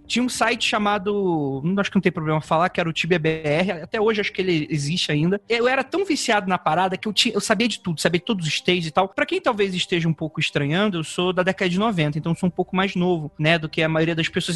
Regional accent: Rio de Janeiro, Brazil; moved away as an adult; now in São Paulo, Brazil; Eu sou de Jacarepaguá, Rio de Janeiro, cidade de Deus

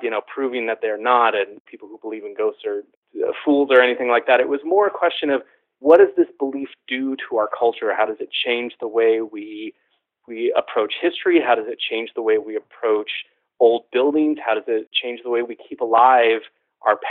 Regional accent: San Jose, California, United States; I grew up in San Jose, California, which is the home of the Winchester Mystery House

